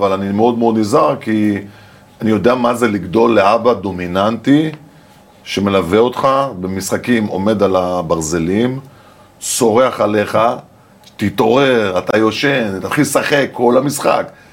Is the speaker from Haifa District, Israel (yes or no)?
yes; Haifa, Haifa District, Israel; אני גרתי בקריית חיים, ליד האצטדיון כדורגל של קריית חיים